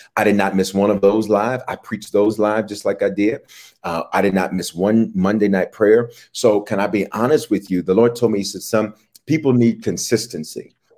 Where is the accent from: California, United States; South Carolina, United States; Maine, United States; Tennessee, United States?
Tennessee, United States; Memphis; also born or lived in Denver, Colorado; now in Atlanta, United States; I was born in Denver, raised in Memphis, reared in Memphis, and then returned